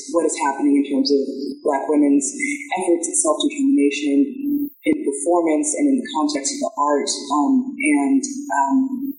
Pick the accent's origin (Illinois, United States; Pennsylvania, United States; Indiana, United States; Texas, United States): Texas, United States; Dallas; moved away as an adult; also born or lived in California; I was brought up in Dallas, Texas. Then I went to California for undergrad.